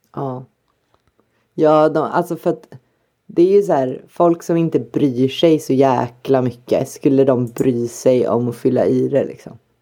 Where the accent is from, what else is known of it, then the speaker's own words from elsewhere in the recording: Sweden; jag är ju pur svensk